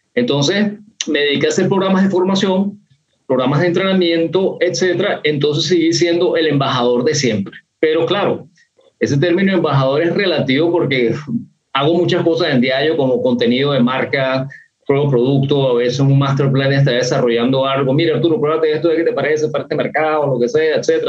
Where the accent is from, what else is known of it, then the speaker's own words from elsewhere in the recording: Venezuela; yo soy un venezolano raro